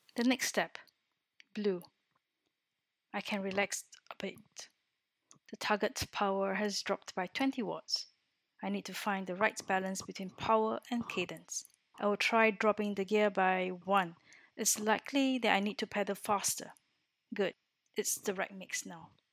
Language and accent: English; Singapore; moved away as an adult; now in Orsay, France; I am originally from Singapore, a little country in Southeast Asia, and have been living in France for four years since twenty sixteen